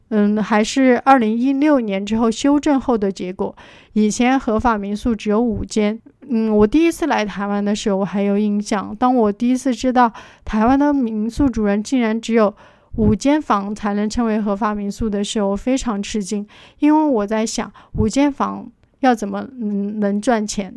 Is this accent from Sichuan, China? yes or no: yes; Chengdu, Sichuan, China; 我来自四川成都， 在两岸民宿行业有八年的从业经历